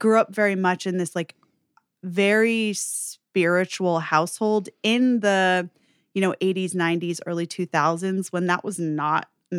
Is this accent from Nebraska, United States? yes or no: no; New York, United States; So I'm from New York, born mm-hmm. and raised, and I grew up in an interesting household.